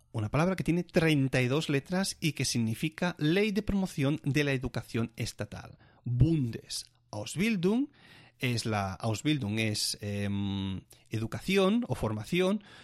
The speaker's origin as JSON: {"language": "Spanish", "country": "Spain", "moved": "as an adult", "lives_now": "Germany"}